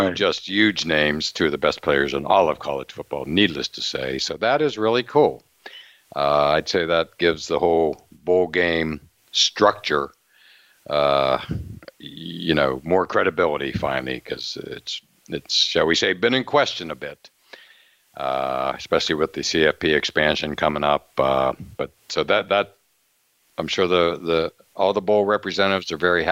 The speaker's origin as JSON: {"language": "English", "town": "Altoona", "region": "Pennsylvania", "country": "United States", "tie": "born or raised there", "said": "the local Western Pennsylvania, Pittsburgh channels that we got at my hometown of Altoona."}